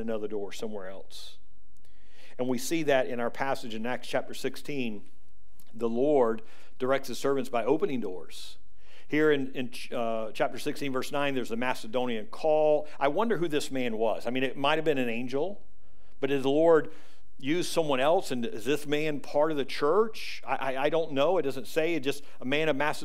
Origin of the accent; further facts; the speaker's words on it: the South, United States; now in Spring Hill, United States; we're from the South